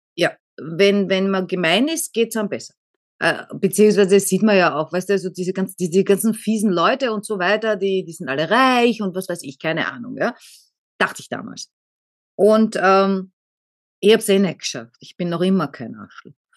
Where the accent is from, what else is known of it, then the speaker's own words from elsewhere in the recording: Austria; bei uns heißt Ohrfeige Fotze in Österreich